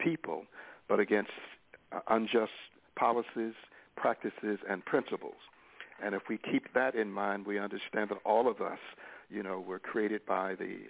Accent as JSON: {"language": "English", "town": "Greenwood", "region": "Mississippi", "country": "United States", "tie": "born or raised there", "said": "I was born in the Mississippi Delta town of Greenwood"}